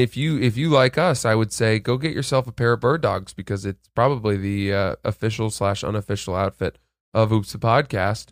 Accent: Maine, United States; I'm from Maine

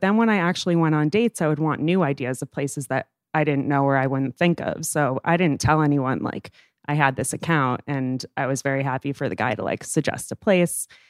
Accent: New York City, New York, United States; I am thirty years old and I am from New York City.

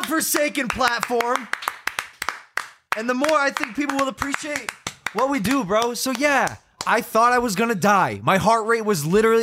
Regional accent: Ohio, United States; Where I'm from, if you see your stepmom topless in the garage, you ask her to have sex. Oh, yeah, that's Ohio

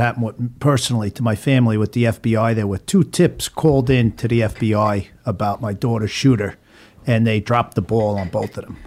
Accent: Long Island, New York, United States; also born or lived in Oregon; now in Florida, United States; I grew up in Long Island, uh, and I moved to Florida in about nineteen ninety-nine

